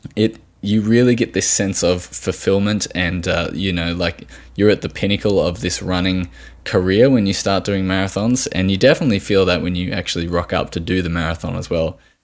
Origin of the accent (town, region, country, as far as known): Australia